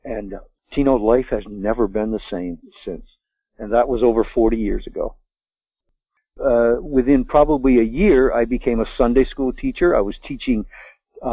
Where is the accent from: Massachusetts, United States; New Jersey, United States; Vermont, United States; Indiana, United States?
Vermont, United States; born or raised there